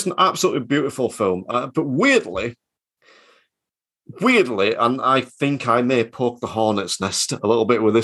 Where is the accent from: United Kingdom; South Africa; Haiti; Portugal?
United Kingdom; Yorkshire and the Humber; I'm from Yorkshire